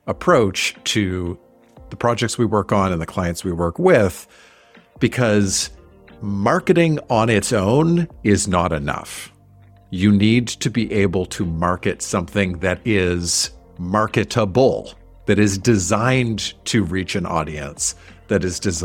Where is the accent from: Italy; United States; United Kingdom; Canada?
Canada; Halifax, Nova Scotia; the campus community radio station in my hometown of Halifax, Nova Scotia